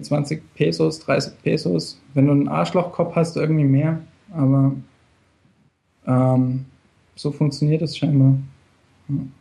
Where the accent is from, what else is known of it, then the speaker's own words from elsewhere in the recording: Germany; now in Mexico; Als Deutscher